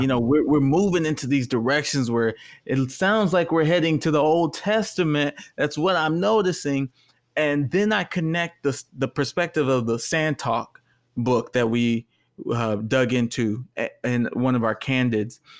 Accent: Texas, United States; now in California, United States; the culture I came from is a straight culture and I'm from Texas

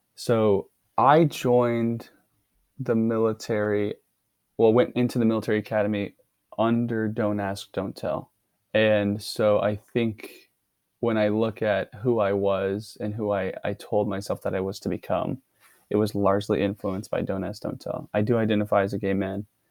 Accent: Dallas, Texas, United States; moved away; I'm originally from Dallas, Texas.

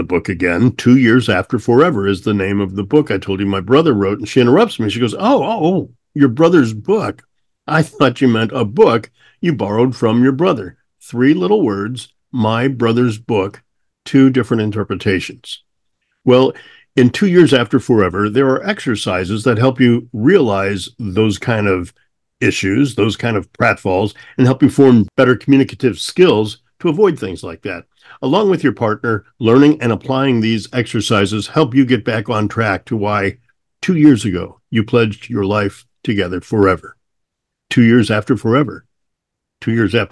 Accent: Missouri, United States; moved away; I grew up in Missouri where my aunt and my granny was Annie

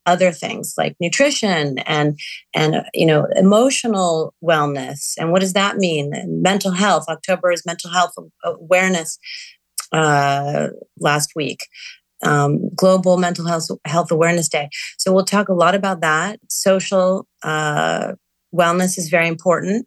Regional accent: New York City, New York, United States; moved away; I grew up in New York City. Amidst a lot of pollution, moved out of the city

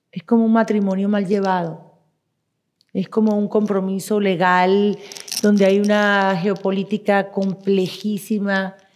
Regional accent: Venezuela; moved away; Yo soy venezolana, nací en la República de Venezuela.

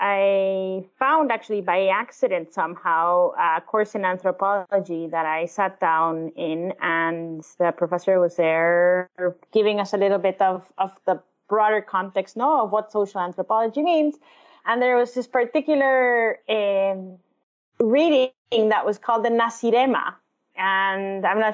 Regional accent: El Salvador; moved away; I was born and raised in El Salvador

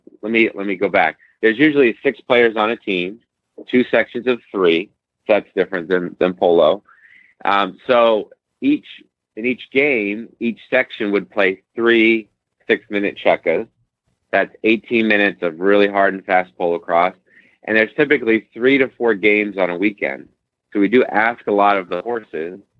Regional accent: Central Pennsylvania, United States; I'm from Central Pennsylvania. My mother bred warm blood

